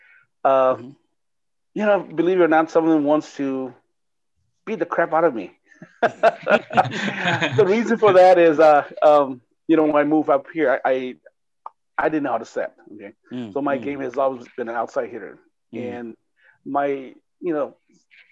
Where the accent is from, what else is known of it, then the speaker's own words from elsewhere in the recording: Minneapolis, Minnesota, United States; moved away; also born or lived in California; I was from Twin Cities here, moved to California in 82, and then came back in 88